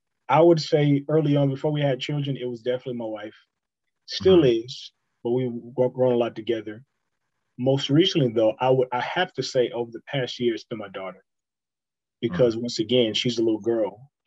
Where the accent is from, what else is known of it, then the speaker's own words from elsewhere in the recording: the South, United States; That's very old school, but and I grew up in the South